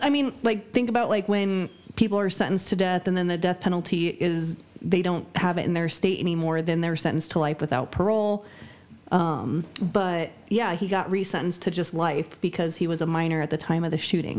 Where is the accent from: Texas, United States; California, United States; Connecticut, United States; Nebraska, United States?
Nebraska, United States; born or raised there